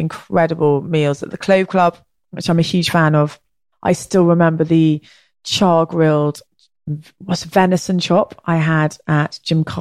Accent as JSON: {"language": "English", "region": "England", "country": "United Kingdom", "also_born_or_lived": "Ireland / Oaxaca", "accent": "English", "said": "my English accent"}